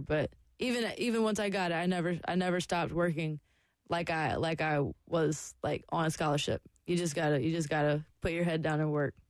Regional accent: Lexington, South Carolina, United States; I grew up in the South and here like competitive cheerleading is everything. like my high school, Lexington High School

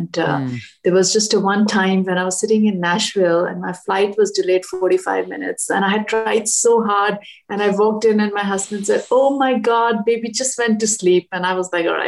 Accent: Delhi, India; moved away as an adult; also born or lived in Washington, D.C.; now in United States; I grew up in Delhi

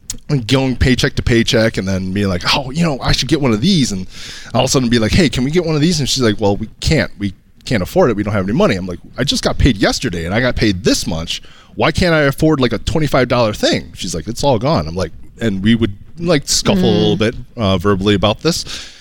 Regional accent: Kalamazoo, Michigan, United States; Kalamazoo, Michigan.

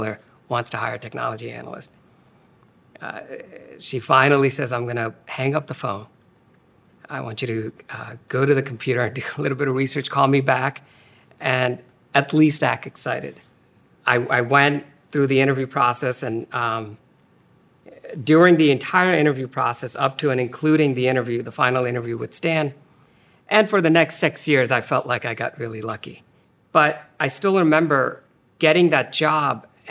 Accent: India; moved away as an adult; also born or lived in Philadelphia; I was born and raised in India

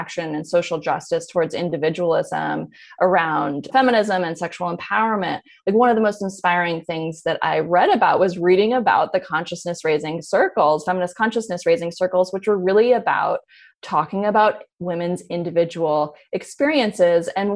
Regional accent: Berkeley, California, United States; I grew up in Berkeley.

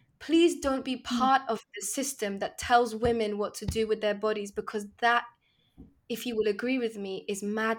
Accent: Kabul, Afghanistan; Because, you know, I'm Afghan. I was born in Kabul. I had to leave my country because of the same people that terrorized your country.

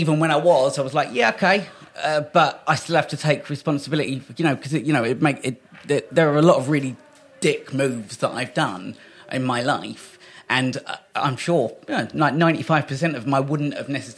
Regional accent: Kent, South East England, United Kingdom; also born or lived in Great Yarmouth; We came back to Kent. My mum's side of the family are all in Kent.

